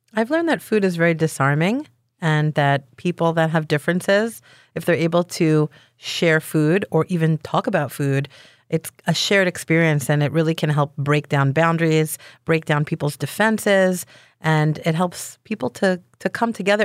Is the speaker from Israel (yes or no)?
yes; Israel; now in Philadelphia, United States; I was born in Israel